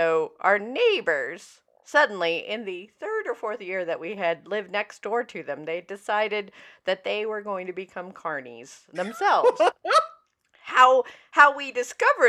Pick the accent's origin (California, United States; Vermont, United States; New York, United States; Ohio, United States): Vermont, United States; when I was a young lass of teenage years, and I lived in Vermont